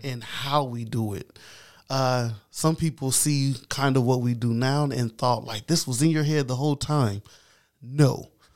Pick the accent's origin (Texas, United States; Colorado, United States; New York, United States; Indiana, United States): Indiana, United States; Anderson; I am, uh, from Madison County. Been born and raised here.